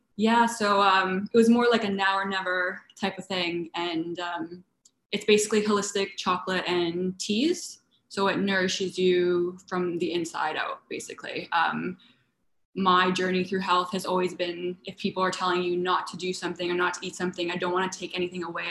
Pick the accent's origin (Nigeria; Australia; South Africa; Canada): Canada; moved away as an adult; also born or lived in London; now in West Limerick, Ireland; I was born in Canada, and my heritage, my parents are Italian